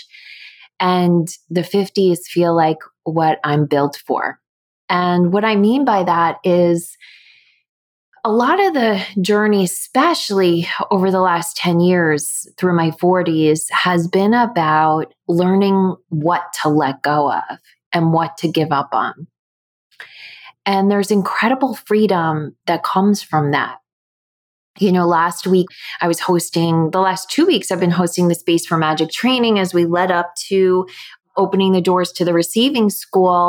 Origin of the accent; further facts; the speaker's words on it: United States; I grew up in the States